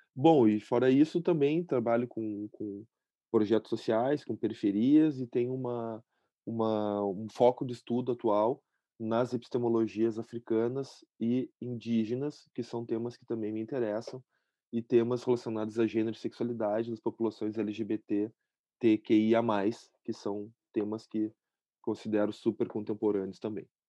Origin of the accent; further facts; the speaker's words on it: Porto Alegre, Rio Grande do Sul, Brazil; Nasci aqui em Porto Alegre, moro aqui em Porto Alegre também